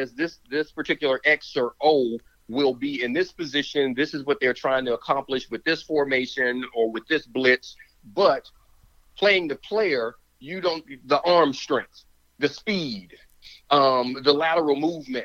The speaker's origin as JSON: {"language": "English", "area": "an hour outside of Atlanta", "region": "Georgia", "country": "United States", "tie": "born or raised there", "said": "I grew up an hour outside of Atlanta"}